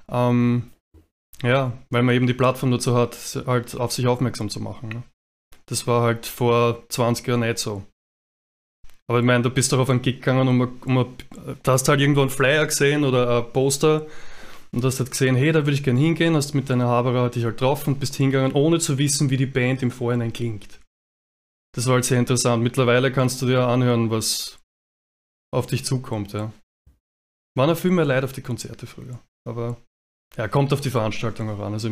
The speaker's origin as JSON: {"language": "German", "town": "Mödling", "region": "Lower Austria", "country": "Austria", "said": "ich bin aus Mödling."}